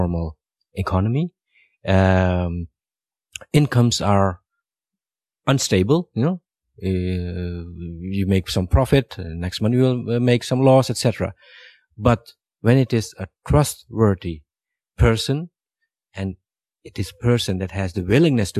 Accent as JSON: {"language": "English", "country": "Suriname", "tie": "born or raised there", "moved": "yes", "said": "I was born in Suriname, Latin America. And as a young boy, I also grew sweet potatoes and watermelons, etc. I sold them on the streets when I was, I think, 7-8 years old"}